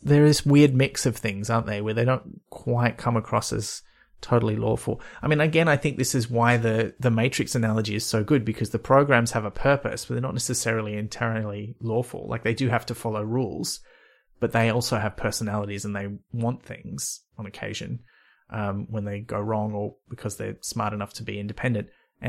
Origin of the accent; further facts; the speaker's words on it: Byron Bay, New South Wales, Australia; I grew up near Byron Bay, you folks. You can have it. I've had enough of it for a lifetime.